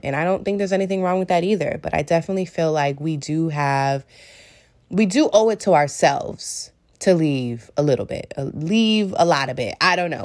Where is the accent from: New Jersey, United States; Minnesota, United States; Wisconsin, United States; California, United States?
California, United States; Bay Area; moved away as an adult; now in New York City, United States; I was in the Bay Area for about ten days and that's where I'm from. That is where I was born